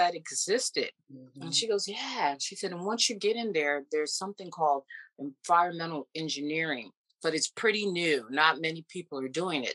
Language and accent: English; Charles County, Maryland, United States; also born or lived in Houston, Texas; I was born and raised in Houston, Texas and in Maryland